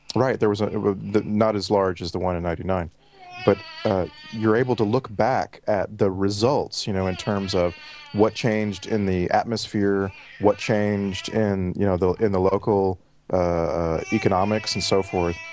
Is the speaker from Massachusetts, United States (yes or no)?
no; Texas, United States; moved away as an adult; now in Vancouver, Canada; thirty-five years in Texas, uh, the last, uh, year plus in Vancouver, British Columbia, Canada